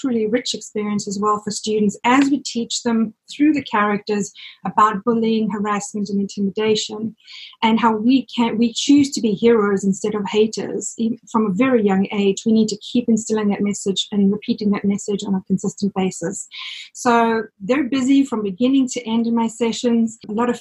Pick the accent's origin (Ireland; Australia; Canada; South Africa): South Africa; moved away as an adult; now in New Jersey, United States; My father is Greek, but I was born and raised in South Africa